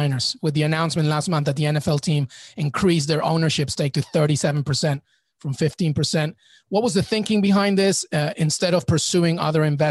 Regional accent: England, United Kingdom; now in United States; I grew up in England and I'm in the US

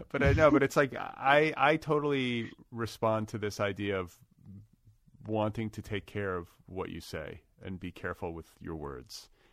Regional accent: United States; also born or lived in Wisconsin / Indiana; now in Los Angeles, United States; I'm from Wisconsin and Indiana.

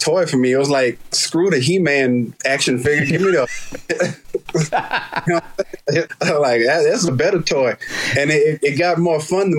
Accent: Houston, Texas, United States; So growing up in Houston, we had, you know, a bunch of neighbors and the houses were real close together.

